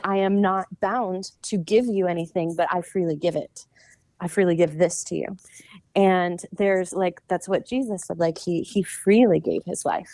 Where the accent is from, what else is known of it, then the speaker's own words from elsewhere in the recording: the South, United States; I was born in the South